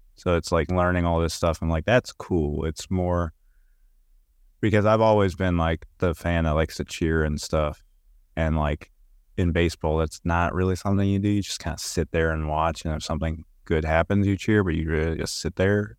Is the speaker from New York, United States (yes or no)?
no; Warren, Michigan, United States; also born or lived in Berea, Kentucky; now in Rockcastle County, Kentucky, United States